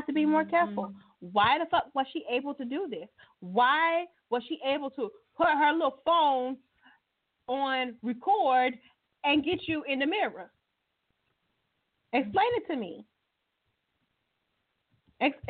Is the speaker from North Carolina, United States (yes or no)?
yes; North Carolina, United States; I'm from North Carolina